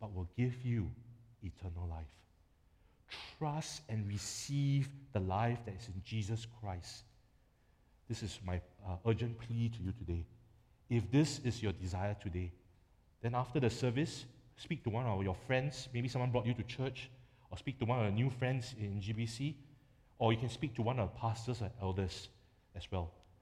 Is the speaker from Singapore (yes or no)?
yes; Singapore; as a Singaporean